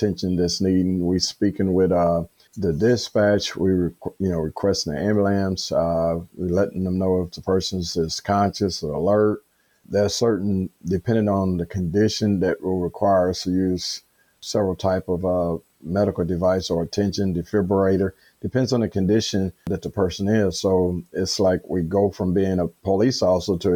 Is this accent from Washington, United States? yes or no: no; Chicago, Illinois, United States; born and raised in Chicago